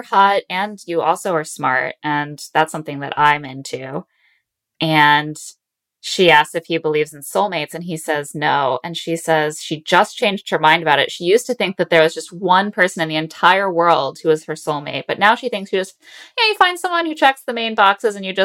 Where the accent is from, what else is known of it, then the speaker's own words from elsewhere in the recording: Indiana, United States; in Indiana, we do know about Chicago